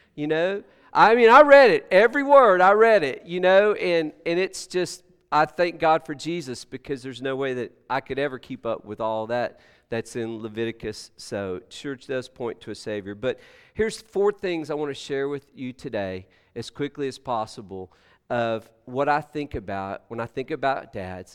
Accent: Texas, United States; I'm from Texas

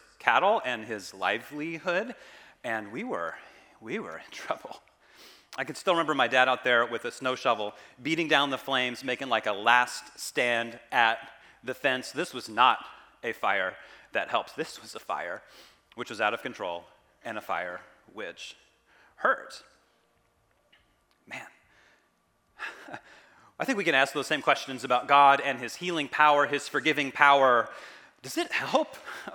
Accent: Kansas, United States; now in California, United States; I didn't grow up in California. I grew up in Kansas.

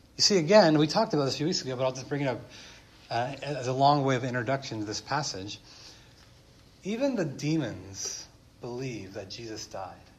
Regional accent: United States

